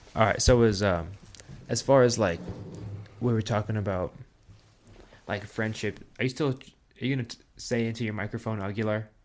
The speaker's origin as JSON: {"language": "English", "town": "Pueblo", "region": "Colorado", "country": "United States", "tie": "born or raised there", "said": "growing up in Pueblo"}